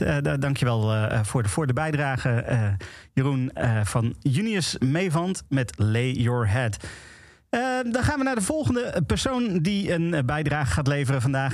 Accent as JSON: {"language": "Dutch", "town": "Houten", "region": "Utrecht", "country": "Netherlands", "tie": "born or raised there", "moved": "yes", "said": "Toen ik eh, vroeger als tiener in Houten woonde"}